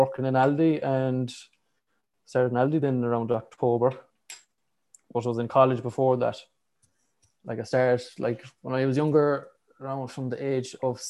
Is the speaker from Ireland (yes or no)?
yes; Galway, Connacht, Ireland; I'm from Galway, just opposite side to where Ian and lives in Galway